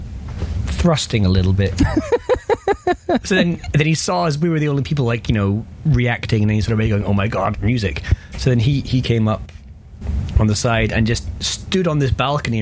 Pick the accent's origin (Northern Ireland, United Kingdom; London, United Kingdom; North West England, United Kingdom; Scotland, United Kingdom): Scotland, United Kingdom; Perth; my hometown, Perth.